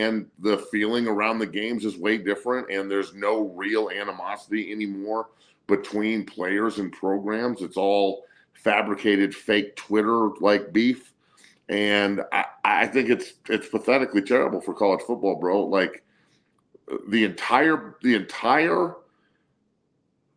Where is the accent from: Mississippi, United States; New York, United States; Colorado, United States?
Colorado, United States; I grew up in the Big 12 era of Colorado football where my entire family's from Nebraska